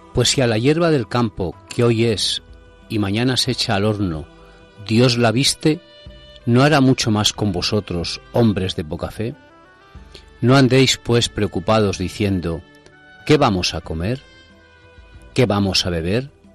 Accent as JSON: {"language": "Spanish", "country": "Spain"}